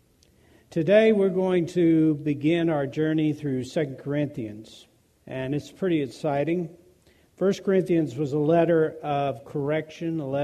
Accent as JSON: {"language": "English", "country": "United States", "said": "we as Americans, particularly as American Christians"}